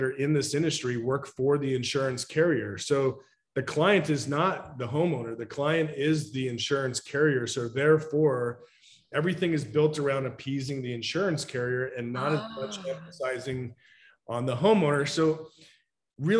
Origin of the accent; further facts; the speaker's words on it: Woodinville, Washington, United States; I grew up in Woodinville, went to Woodinville High School